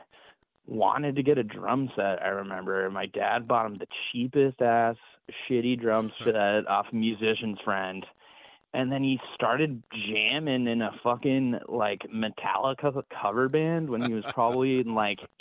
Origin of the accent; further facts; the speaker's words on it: Durango, Colorado, United States; moved away; I'm from Durango, Colorado, which is southwest Colorado.